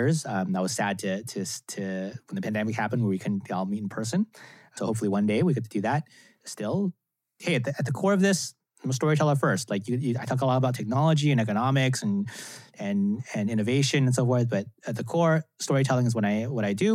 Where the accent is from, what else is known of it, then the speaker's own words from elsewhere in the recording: Cupertino, California, United States; I grew up in Cupertino